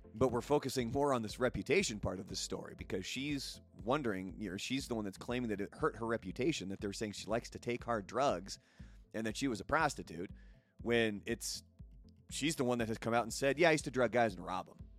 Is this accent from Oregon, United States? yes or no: yes; Portland, Oregon, United States; I grew up in Portland, Oregon